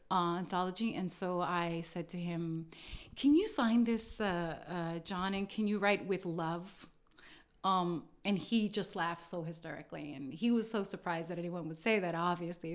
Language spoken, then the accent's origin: English; New York City, New York, United States; I was born in Brooklyn.